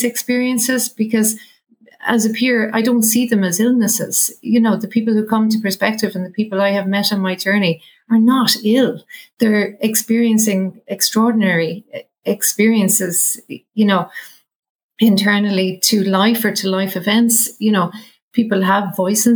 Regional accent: Ireland; we as Irish people

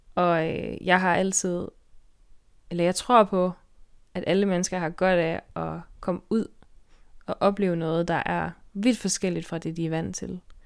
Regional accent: Denmark; moved away as an adult; now in Faroe Islands; jeg er fra Danmark, og altså, jeg bliver aldrig færing i den forstand

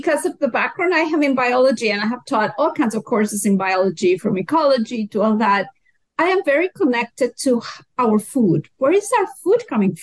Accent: Mexico; moved away as an adult; now in Canada; I'm originally from Mexico.

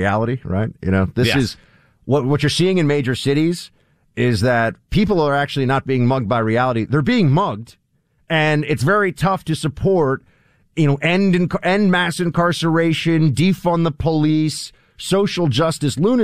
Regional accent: New York, United States; I'm a New Yorker

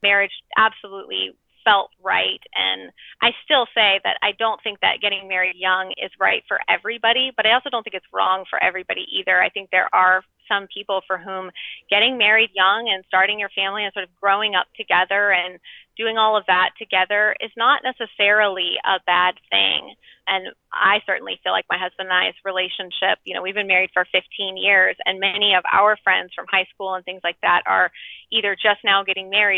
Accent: Georgia, United States; I was born in Georgia. We're from the South.

